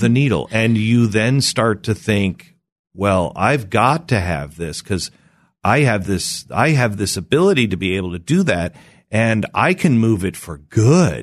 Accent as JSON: {"language": "English", "region": "Pacific Northwest", "country": "United States", "tie": "born or raised there", "moved": "yes", "said": "I grew up in the Pacific Northwest"}